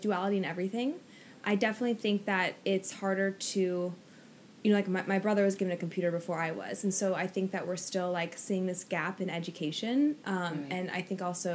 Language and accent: English; Oregon, United States; now in Los Angeles, United States; I'm from Oregon originally, and now I live